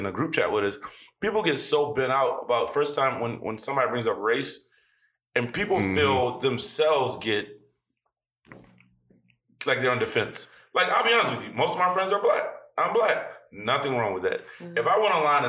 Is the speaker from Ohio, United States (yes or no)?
yes; Warrensville Heights, Ohio, United States; I grew up in Warrensville.